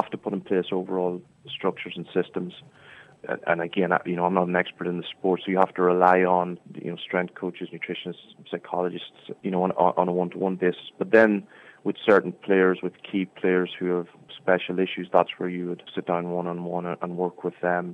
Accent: Scotstown, County Monaghan, Ireland; accent: Monaghan; now in San Francisco, United States; I'm trying to keep my Scotstown, my Monaghan accent

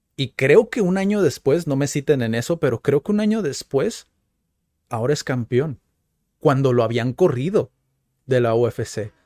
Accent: Mexico; como mexicanos

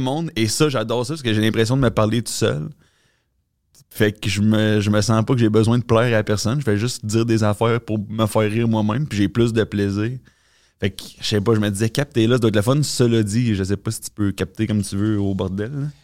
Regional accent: Quebec City, Quebec, Canada; je viens de Québec en plus. Fait que c'est mon hometown.

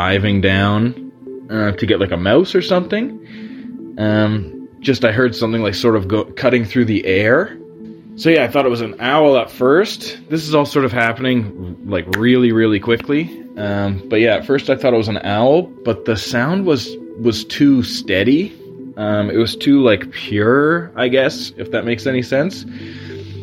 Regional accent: Ontario, Canada; I live in Ontario, Canada, a few hours north of Toronto

